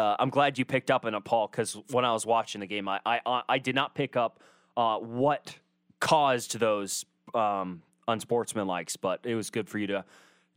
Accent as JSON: {"language": "English", "region": "Washington", "country": "United States", "tie": "born or raised there", "moved": "yes", "lives_now": "Corvallis, United States", "said": "my home state"}